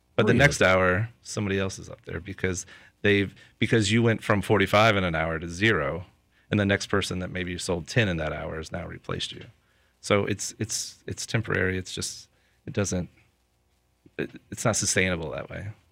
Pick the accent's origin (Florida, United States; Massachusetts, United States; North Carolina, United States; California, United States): Florida, United States; Lakeland; I'm from Lakeland, and the majority of people that I know and the reach that I have is in Lakeland.